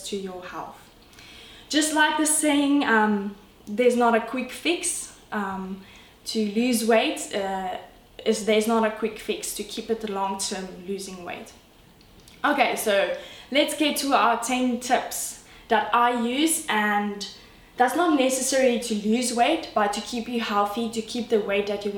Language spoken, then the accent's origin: English; South Africa; I'm from South Africa, enjoying the Cape Town life